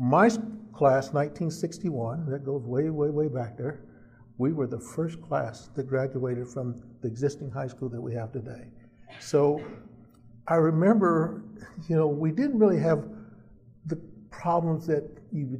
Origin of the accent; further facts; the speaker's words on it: Manhattan, Kansas, United States; moved away as an adult; we grew up in the Douglas Center, and that was where all the activity happened for the black community back then